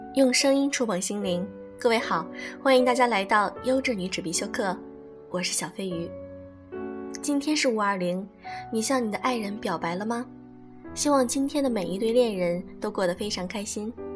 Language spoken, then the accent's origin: Chinese; China; 我们中国人